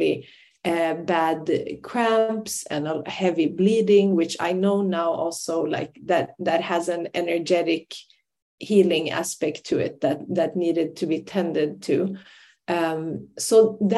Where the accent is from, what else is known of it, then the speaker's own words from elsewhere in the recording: Sweden; moved away as an adult; also born or lived in Iraqi Kurdistan / Ireland; I grew up in Sweden, but I'm Kurdish by ethnicity and culture and language